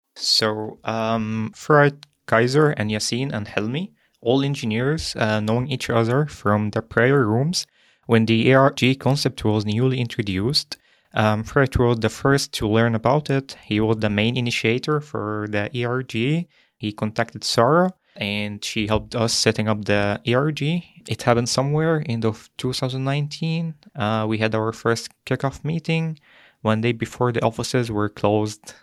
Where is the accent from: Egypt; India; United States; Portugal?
Egypt; moved away as an adult; now in Germany; I'm from Egypt and, like, Europe is just a, a new continent for me.